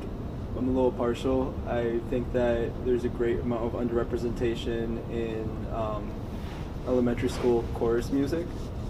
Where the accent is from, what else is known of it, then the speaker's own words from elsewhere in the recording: Worcester, Massachusetts, United States; but I'm from Worcester, Massachusetts. It's a like weird city